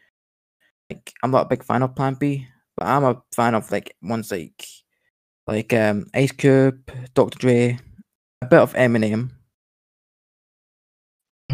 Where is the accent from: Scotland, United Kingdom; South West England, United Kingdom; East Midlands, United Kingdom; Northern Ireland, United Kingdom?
Scotland, United Kingdom; Glasgow; I'm a Scottish Glasgow rapper.